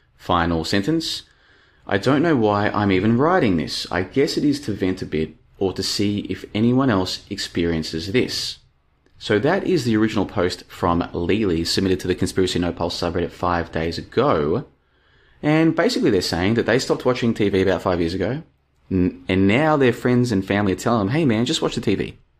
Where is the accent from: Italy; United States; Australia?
Australia; moved away as an adult; also born or lived in Brisbane; now in Bulgaria; I'm a thirty-five-year-old dude living in Bulgaria at the moment, and I grew up in Australia, as you can probably tell from my accent.